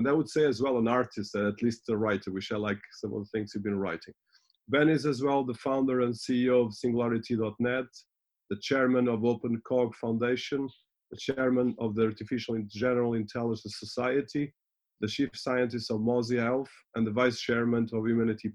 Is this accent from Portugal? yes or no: yes; Portugal; I'm Portuguese